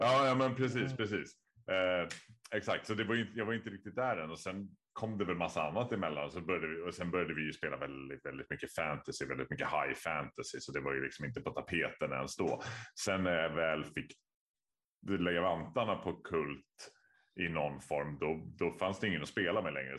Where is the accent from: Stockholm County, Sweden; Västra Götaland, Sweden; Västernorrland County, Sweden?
Stockholm County, Sweden; Stockholm; Jag är ju född och uppvuxen i Vasastan